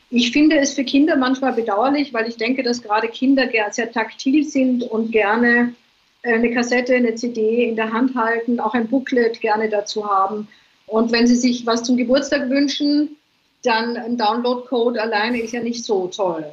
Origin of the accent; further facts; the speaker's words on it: Vienna, Austria; also born or lived in England; now in Ibiza, Spain; Ich bin eine Wienerin eigentlich